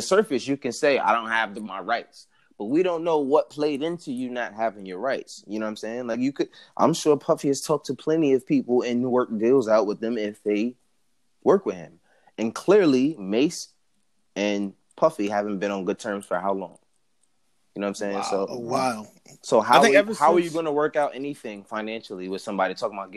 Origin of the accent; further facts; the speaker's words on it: New York City, New York, United States; I was born from Harlem. That's my roots